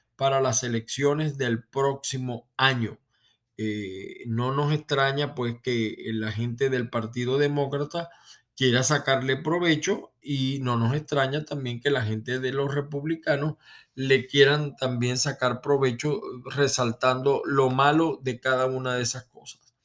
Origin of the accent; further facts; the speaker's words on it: Venezuela; now in United States; que soy venezolano